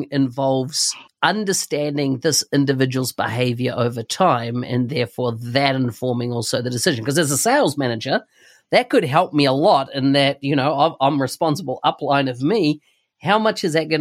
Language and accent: English; New Zealand; I come from New Zealand